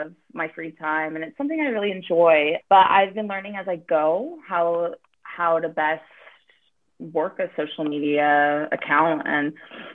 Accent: Northern California, United States; I was born and raised in Northern California and have been in San Francisco since 2006

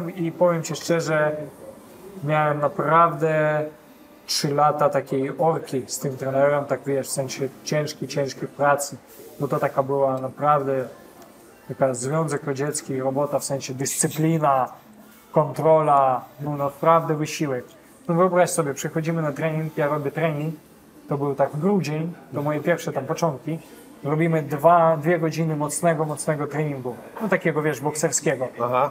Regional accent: Kharkiv, Kharkiv Oblast, Ukraine; Polish is a second language; moved away as an adult; also born or lived in Kyiv, Ukraine / Warsaw, Poland; now in Poland; ja urodziłem się w Charkowie, to jest mhm. wschód Ukrainy

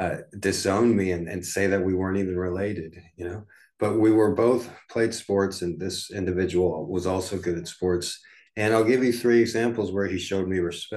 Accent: United States; growing up in the United States, you go to elementary school from first grade to fifth grade

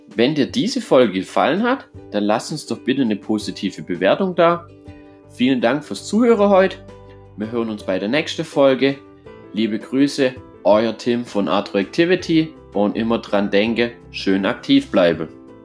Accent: Germany; bei uns in Deutschland

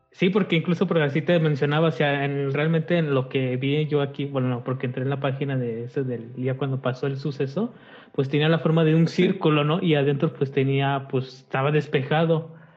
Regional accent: Guanajuato, Mexico; somos de aquí de Guanajuato

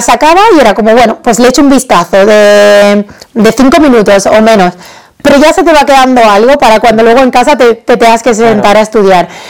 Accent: Badajoz, Extremadura, Spain; mi ciudad, en Badajoz, de donde soy

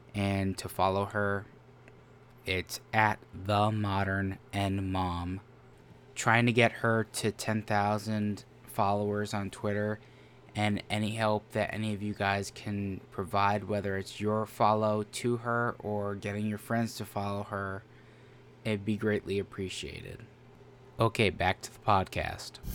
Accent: United States; I'm an American man

